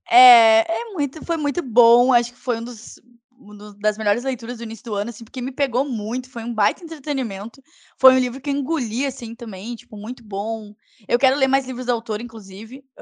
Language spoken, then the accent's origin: Portuguese; Porto Alegre, Rio Grande do Sul, Brazil; accent: porto-alegrense; eu fiz um sotaque super porto-alegrense